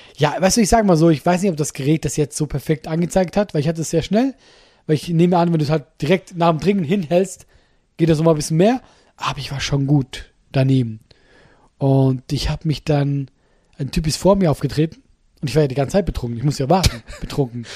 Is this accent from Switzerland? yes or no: yes; Solothurn, Switzerland